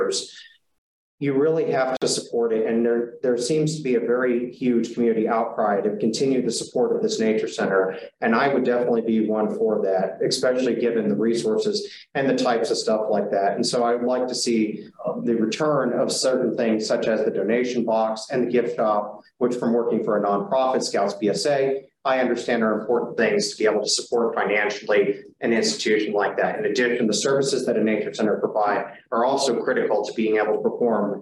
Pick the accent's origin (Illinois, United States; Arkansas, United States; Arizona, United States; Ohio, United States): Ohio, United States; moved away; I'm originally from Ohio.